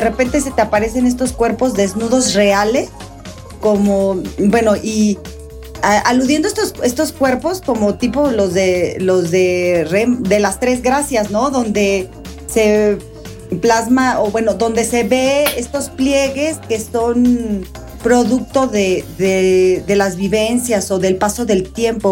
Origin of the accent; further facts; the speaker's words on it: Mexico; nosotros como mexicanos